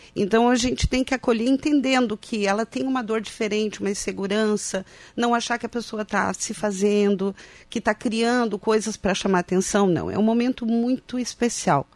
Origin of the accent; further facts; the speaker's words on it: Passo Fundo, Rio Grande do Sul, Brazil; moved away as an adult; now in Santa Catarina, Brazil; Eu sou de Passo Fundo